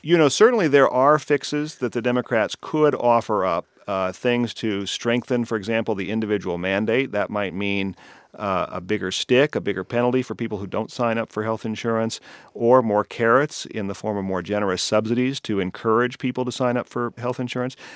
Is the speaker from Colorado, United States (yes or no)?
yes; Colorado, United States; now in California, United States; in my home state of Colorado